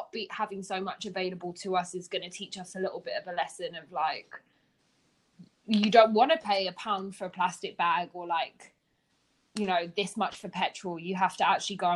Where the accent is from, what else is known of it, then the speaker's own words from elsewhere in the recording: Hungary; English is a second language; also born or lived in Germany; I grew up, I don't know how it was in Cape Town, but for me, growing up in Hungary and Germany, these factors have been implemented since I was tiny.